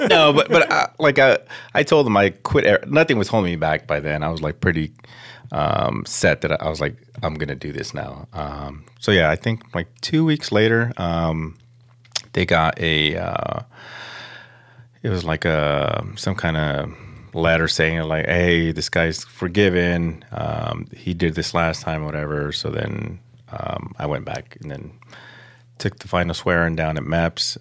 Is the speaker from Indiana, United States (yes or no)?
no; Los Angeles, California, United States; I grew up in Pacoima, um, right there off of Van Nuys and Herrick by the Projects.